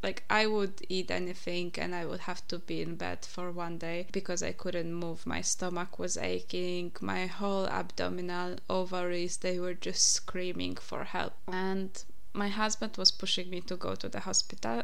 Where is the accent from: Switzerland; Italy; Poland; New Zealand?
Poland; English is a second language; moved away; I'm from Poland, by the way, if you didn't realize my accent yet.